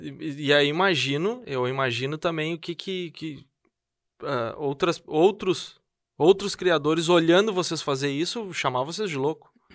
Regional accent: São Leopoldo, Rio Grande do Sul, Brazil; also born or lived in Esteio; now in Novo Hamburgo, Brazil; eu sou natural de Esteio, eu nasci em Esteio, ah, tá. mas me criei em São Leopoldo e fui morar em Novo Hamburgo

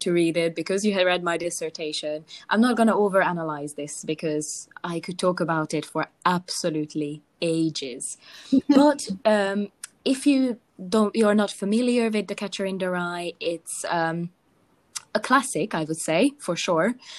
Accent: Hungary; I'm from Hungary

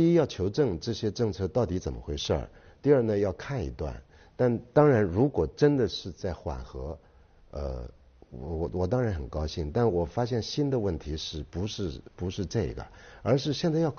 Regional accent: Shanghai, China; 我们小时候在上海长大的

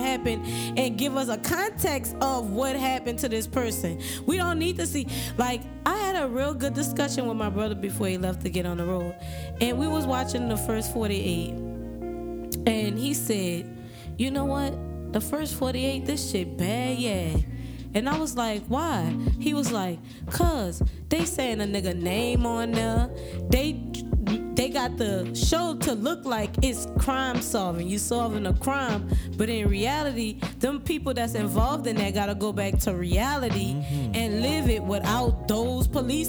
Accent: New Orleans, Louisiana, United States; I'm from the east side, New Orleans

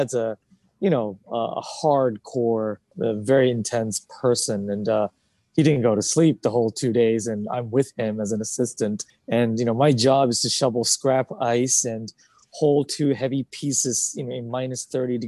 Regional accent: Alaska, United States; also born or lived in Japan; now in New York, United States; was born in Japan, lived there till 9, and then my family immigrated to Alaska

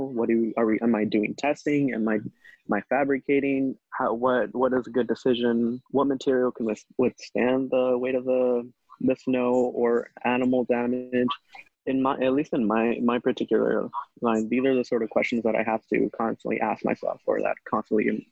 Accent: Sacramento, California, United States; I grew up in Sacramento

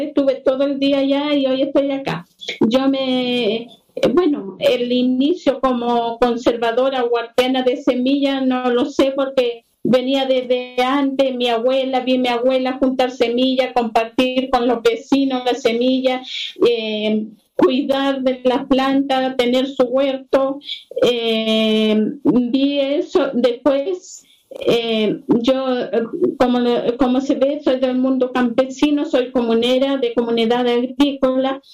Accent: Combarbalá, Coquimbo, Chile; Yo soy de Conbarbalá

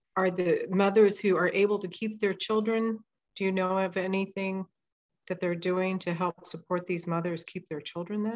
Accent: Midwest, United States; also born or lived in South Korea; I grew up in the Midwest.

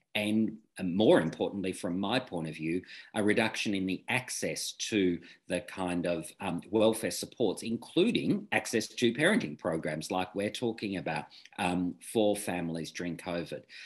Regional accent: Victoria, Australia; I'm from Victoria

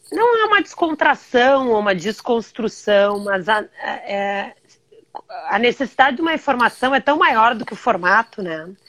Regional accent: Brazil; moved away as an adult; meu país

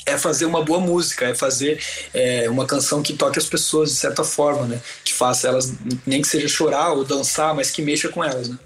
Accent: Brusque, Santa Catarina, Brazil; em Brusque, na minha cidade natal

